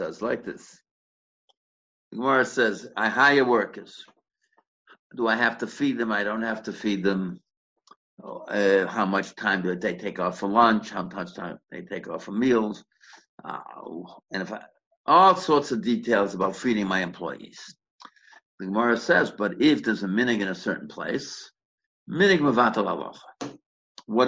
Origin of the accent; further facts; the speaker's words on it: Boston, Massachusetts, United States; when I grew up in Boston